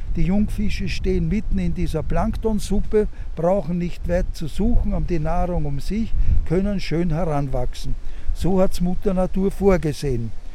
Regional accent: Fischamend, Lower Austria, Austria; in meiner Heimat Fischerment

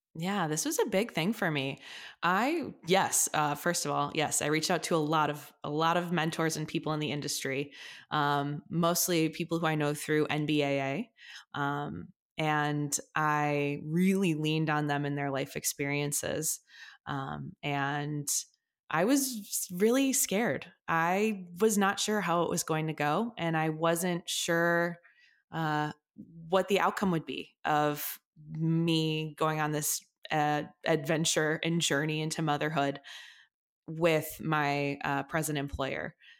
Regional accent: Chicago, Illinois, United States; I grew up in the suburbs of Chicago, so I'm from the, like, northwest suburbs area

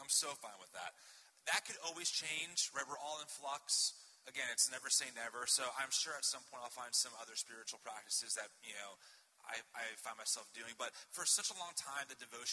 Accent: New Jersey, United States; I'm from Jersey

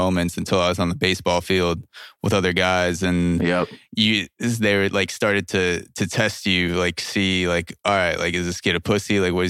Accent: Plainview, New York, United States; I grew up in Plainview, Long Island, which is, and they called it Plainview because it's like the whitest, most Jewish neighborhood

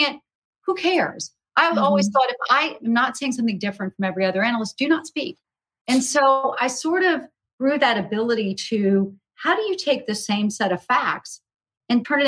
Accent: South Carolina, United States; when I was growing up in South Carolina

